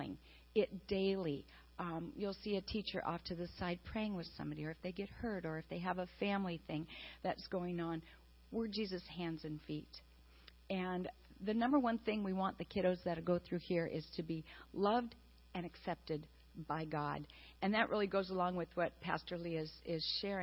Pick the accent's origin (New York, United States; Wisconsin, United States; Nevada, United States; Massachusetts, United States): Wisconsin, United States; moved away; I am from Wisconsin, a dairy farmer's daughter